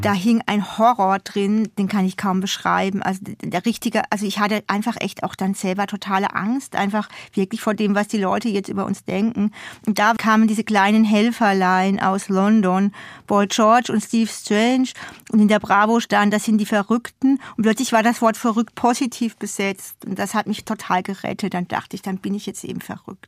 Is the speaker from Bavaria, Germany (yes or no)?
no; Odenwald, Hesse, Germany; also born or lived in Hamburg; now in Berlin, Germany; ich durfte da sozusagen zurück in meine Heimat fahren, um meinen Zungenschlag zu verbessern. Back to Odenwald